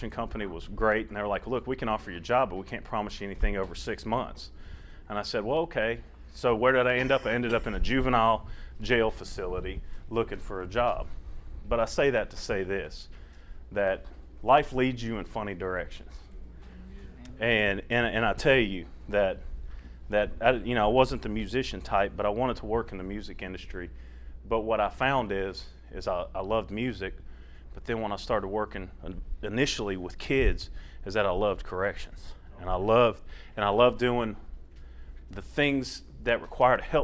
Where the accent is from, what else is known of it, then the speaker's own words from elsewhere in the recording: South Louisiana, United States; moved away as an adult; now in Tennessee, United States; I'm originally from South Louisiana. I was born in Baton Rouge, grew up in between Baton Rouge and New Orleans area